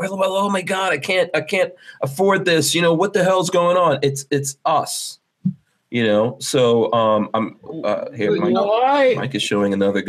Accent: Guyana; born there; I was born in Guyana.

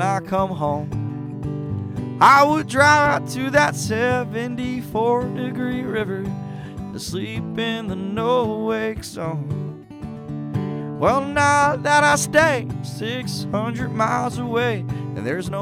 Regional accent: Weeki Wachee, Florida, United States; I'm from Wiki Watchy, Florida, and it's on the Central West Coast

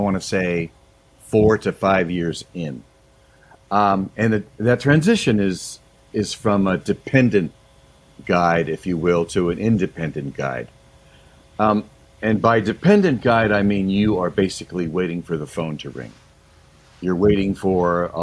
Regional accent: Manchester, Connecticut, United States; moved away as an adult; now in Grand Lake Stream, United States; I grew up in Manchester, Connecticut, and my family had a camp in Sebago area.

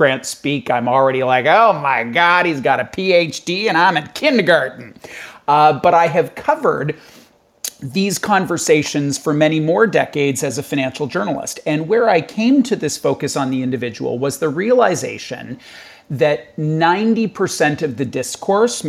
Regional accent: Canada; I'm in Canada, I'm Canadian

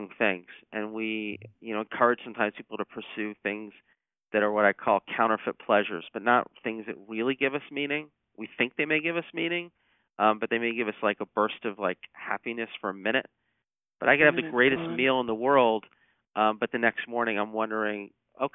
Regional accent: Atlanta, Georgia, United States; Atlanta, which is my hometown.

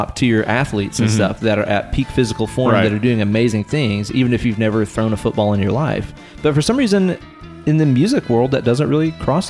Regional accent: the South, United States; if we're from the South and we're this hospitable

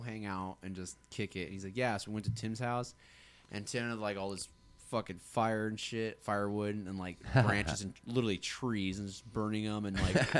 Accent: Nikiski, Alaska, United States; moved away; growing up in Nikiski, that's like all there was

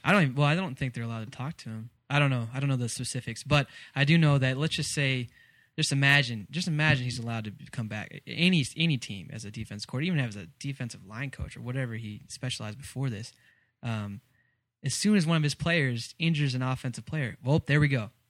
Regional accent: Texas, United States; I am from Texas

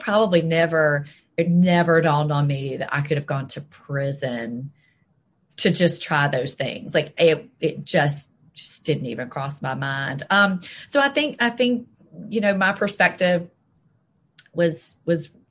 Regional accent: Jackson, Mississippi, United States; also born or lived in Memphis, Tennessee / Selma, Alabama; I've lived in Jackson almost my whole life

